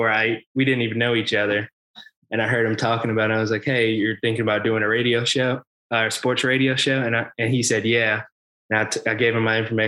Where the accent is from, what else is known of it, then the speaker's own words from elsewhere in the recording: Spartanburg, South Carolina, United States; I grew up in Spartanburg, South Carolina, went to Dorman High School